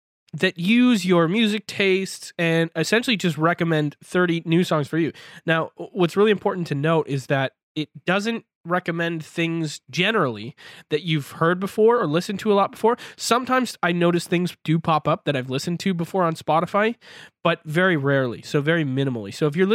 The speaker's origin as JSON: {"language": "English", "region": "Ontario", "country": "Canada", "tie": "born or raised there", "moved": "yes", "lives_now": "Vancouver, Canada", "said": "I live now in Vancouver, BC. So obviously that's quite far, but I grew up in Ontario near Toronto."}